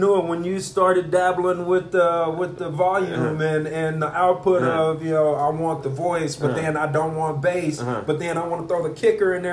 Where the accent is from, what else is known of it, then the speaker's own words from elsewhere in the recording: Texas, United States; Growing up in Texas, bro, I grew up in what I call the ghetto